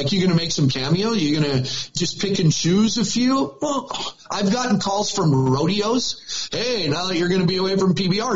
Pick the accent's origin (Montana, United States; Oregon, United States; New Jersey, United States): Montana, United States; it's the only place I've ever lived. I travel every weekend somewhere in this country, and I'm always from Montana